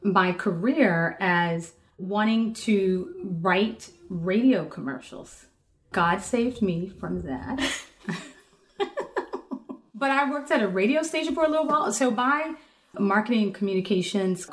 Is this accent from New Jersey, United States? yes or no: no; New York City, New York, United States; now in Oakland, United States; daughter from Brooklyn